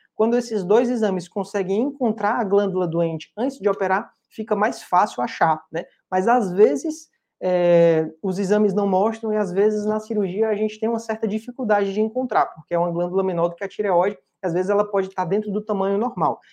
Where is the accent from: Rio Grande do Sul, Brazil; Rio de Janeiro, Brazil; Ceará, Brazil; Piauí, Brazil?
Ceará, Brazil; Fortaleza; eu sou de Fortaleza